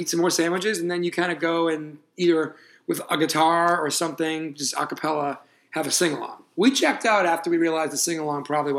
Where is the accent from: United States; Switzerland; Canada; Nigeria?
United States; as an American abroad